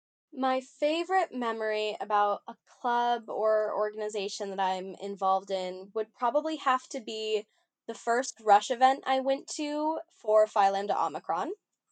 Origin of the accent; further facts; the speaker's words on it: Idaho, United States; moved away as an adult; now in Oregon, United States; I'm from Idaho, not from Oregon.